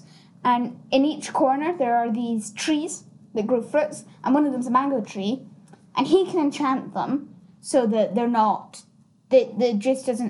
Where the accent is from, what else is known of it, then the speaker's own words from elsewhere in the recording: Scotland, United Kingdom; I am Scottish. I'm Scottish.